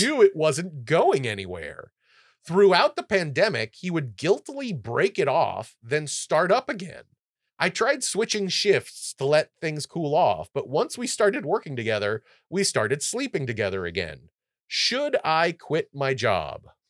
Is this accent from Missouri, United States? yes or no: no; California, United States; I'm from California